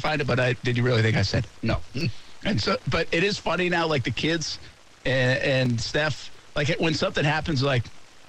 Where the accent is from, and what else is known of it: Rhode Island, United States